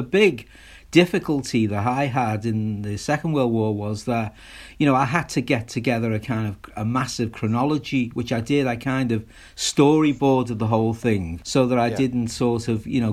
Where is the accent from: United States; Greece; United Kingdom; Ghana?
United Kingdom; Liverpool, North West England; with my dad fighting in the war and growing up in Liverpool